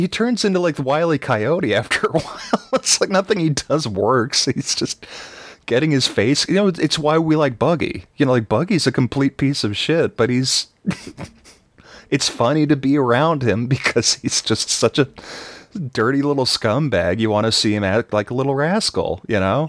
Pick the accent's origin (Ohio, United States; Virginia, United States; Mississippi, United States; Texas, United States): Texas, United States; I'm from Texas